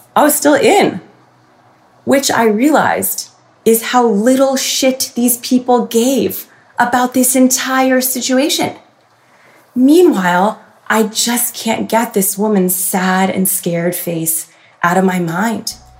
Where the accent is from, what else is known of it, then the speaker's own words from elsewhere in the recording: Freehold Township, New Jersey, United States; Mischief Night is so revered, so important in my hometown